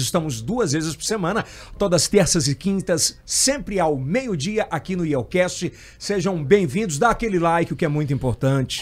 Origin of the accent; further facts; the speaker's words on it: Ceará, Brazil; também não sou piauiense, sou cearense